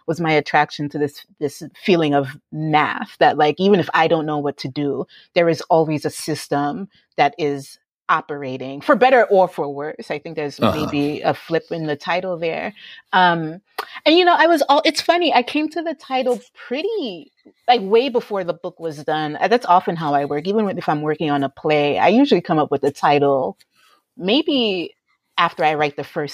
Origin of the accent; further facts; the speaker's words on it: United States; growing up in the United States